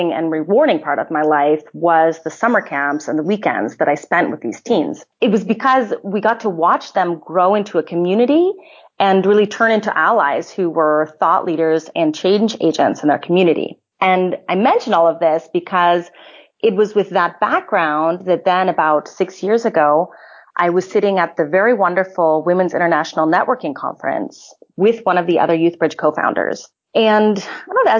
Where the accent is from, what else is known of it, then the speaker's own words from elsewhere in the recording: California, United States; moved away as an adult; also born or lived in Indiana / Austria; I'm originally from California, and I studied in Indiana